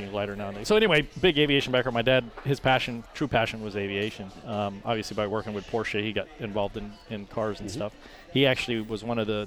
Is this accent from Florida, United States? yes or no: yes; Tampa, Florida, United States; Born and raised here.